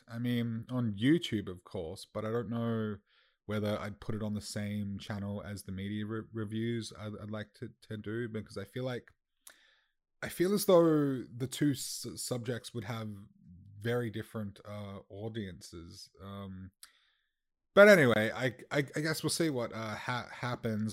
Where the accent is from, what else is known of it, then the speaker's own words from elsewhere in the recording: Australia; as an Australian